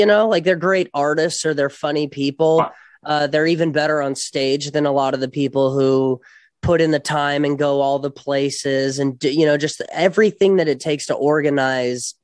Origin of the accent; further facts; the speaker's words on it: Las Vegas, Nevada, United States; now in Los Angeles, United States; I'm from Vegas originally